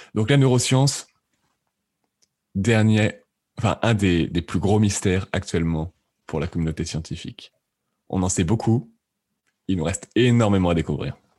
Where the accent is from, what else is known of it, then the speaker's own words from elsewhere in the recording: France; also born or lived in Lyon / Lausanne, Switzerland; J'ai fait un bac scientifique en France, je suis français